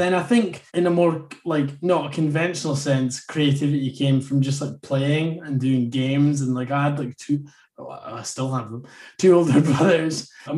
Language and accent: English; Inverness, Scotland, United Kingdom; So I'm from Inverness. I mean, I don't really have an Invernessian.